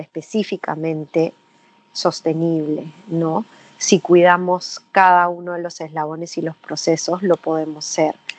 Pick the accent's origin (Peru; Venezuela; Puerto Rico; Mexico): Peru; nosotros como peruanos